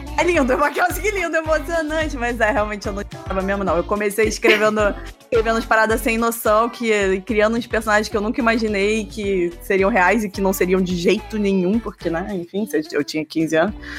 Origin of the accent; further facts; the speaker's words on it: Rio de Janeiro, Brazil; also born or lived in Alto Paraíso de Goiás, Goiás; now in São Paulo, Brazil; Sou carioca, sou carioca. Hoje eu moro em São Paulo, já faz uns quatro anos. É, mas eu sou do Rio de Janeiro